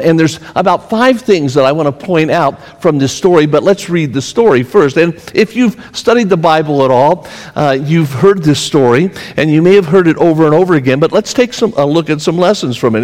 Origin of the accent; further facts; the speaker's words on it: Pennsylvania, United States; I'm from Pennsylvania.